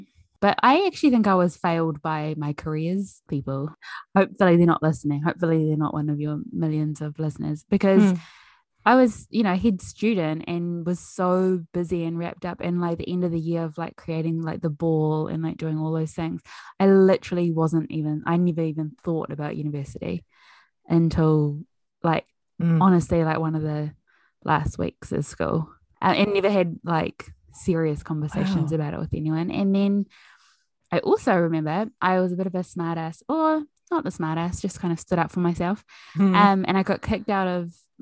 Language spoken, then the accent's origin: English; Pātūmāhui, Auckland, New Zealand; I grew up in Pātūmāhui on a 5-acre farm where my parents still live.